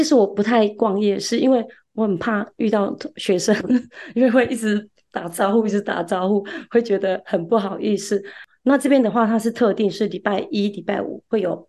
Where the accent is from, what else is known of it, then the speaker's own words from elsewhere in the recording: Kaohsiung, Taiwan; also born or lived in Tainan, Taiwan / Chaozhou, Pingtung, Taiwan; 其实我是出生在台南，然后呃七岁的时候搬家搬到高雄，那在高雄读书，那在高雄长大，毕业之后也有在高雄工作，